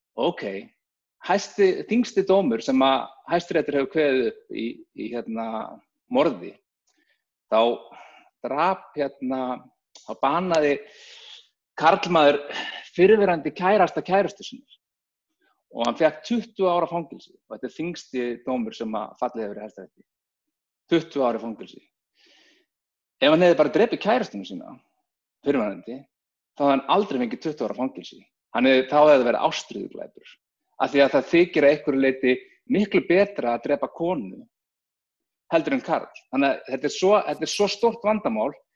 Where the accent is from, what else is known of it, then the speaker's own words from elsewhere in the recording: Reykjavík, Capital Region, Iceland; ólst þannig upp bara í Reykjavík